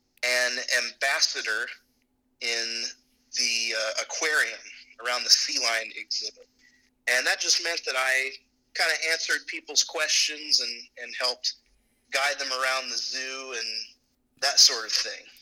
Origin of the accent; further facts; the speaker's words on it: Oklahoma, United States; now in Tallahassee, United States; I'm from Oklahoma.